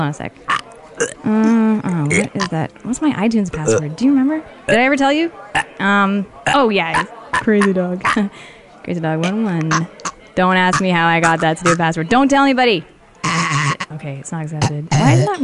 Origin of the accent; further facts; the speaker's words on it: Toronto, Ontario, Canada; moved away as an adult; now in Los Angeles, United States; From Toronto.